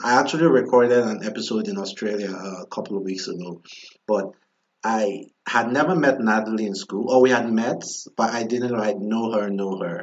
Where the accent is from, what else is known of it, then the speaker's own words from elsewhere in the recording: Nigeria; now in United States; growing up in Nigeria